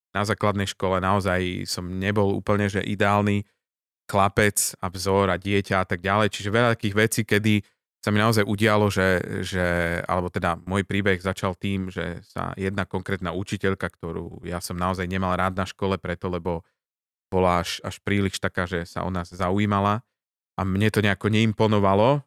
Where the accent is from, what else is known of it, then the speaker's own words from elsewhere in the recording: Žilina, Žilina Region, Slovakia; odkiaľ pochádzam teda nie z toho námestia, ale zo Žiliny